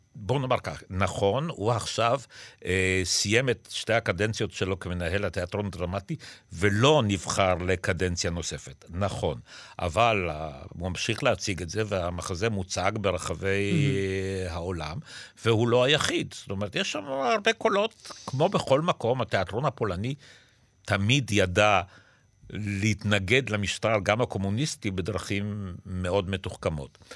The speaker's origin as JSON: {"language": "Hebrew", "country": "Israel", "tie": "born or raised there", "also_born_or_lived": "Poland", "said": "אנחנו עלינו לארץ מפולין, ואני עליתי כילד"}